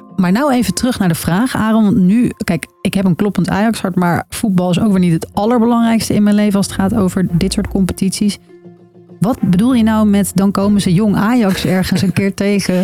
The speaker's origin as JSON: {"language": "Dutch", "region": "Utrecht", "country": "Netherlands", "moved": "yes", "lives_now": "Amsterdam, Netherlands", "said": "ik kom uit Utrecht"}